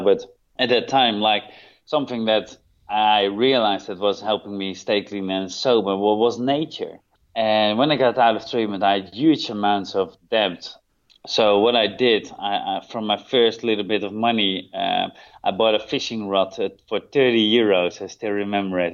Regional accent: Netherlands; moved away as an adult; now in Thailand; I'm originally from Holland

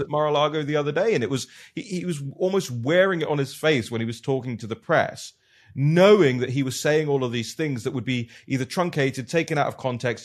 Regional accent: United Kingdom; I'm from the United Kingdom.

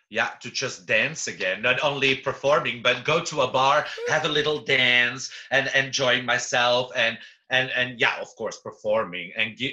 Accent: Belgium; also born or lived in Amsterdam; I didn't know because I'm from Belgium, so I only know the famous people from Belgium, you know, and I lived for almost a year in Amsterdam.

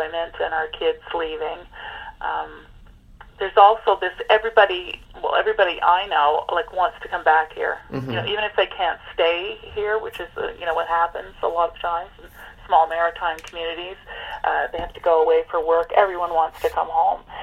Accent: Montreal, Quebec, Canada; now in Cape Breton, Canada; I was born and raised in Montreal

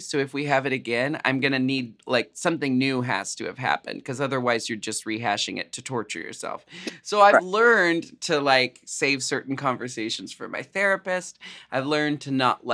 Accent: Pacific Northwest, United States; we're from the Pacific Northwest

